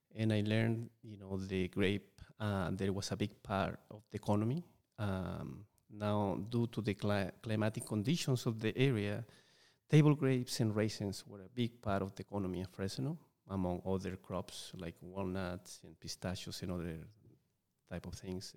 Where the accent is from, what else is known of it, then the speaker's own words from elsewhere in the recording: Chile; English is a second language; moved away; growing up in Chile, where I, am originally from